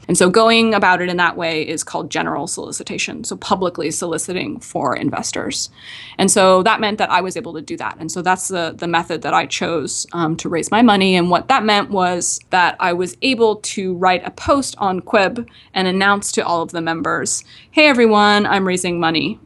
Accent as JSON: {"language": "English", "region": "Nova Scotia", "country": "Canada", "said": "I'm from Nova Scotia, uh, the capital city there is Halifax. So I'm from, uh, just a, a small town just outside of Halifax"}